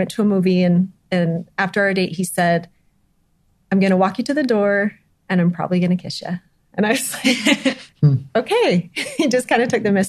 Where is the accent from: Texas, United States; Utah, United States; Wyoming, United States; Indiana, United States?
Utah, United States; Scipio; I grew up actually in Scipio